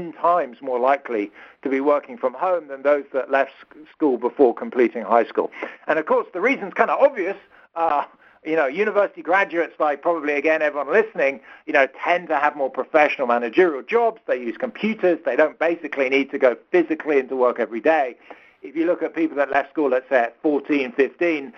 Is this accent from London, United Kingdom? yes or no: yes; London, United Kingdom; accent: British; moved away as an adult; now in Stanford, United States; you can probably hear from my accent, I'm British. I grew up and lived in London till my early 30s